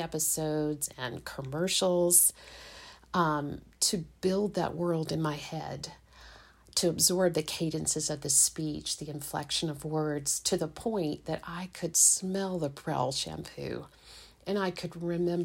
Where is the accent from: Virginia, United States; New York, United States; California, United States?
Virginia, United States; Richmond; I'm a native of Richmond, Virginia